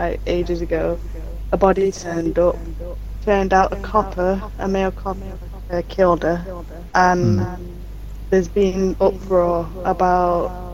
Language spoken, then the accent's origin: English; Sheffield, Yorkshire and the Humber, United Kingdom; I'm from Sheffield.